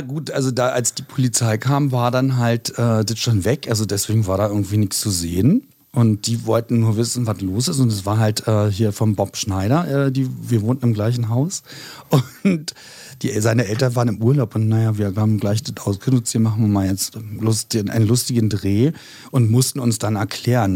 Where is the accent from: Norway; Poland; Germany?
Germany; Berlin; also born or lived in Neukölln, Berlin; eigentlich komme ich ja aus Spandau